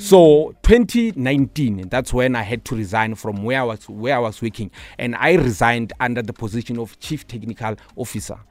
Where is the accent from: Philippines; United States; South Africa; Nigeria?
South Africa; Pretoria, Gauteng; also born or lived in Limpopo; So, I would say most of my childhood life, it was in Shoshanguve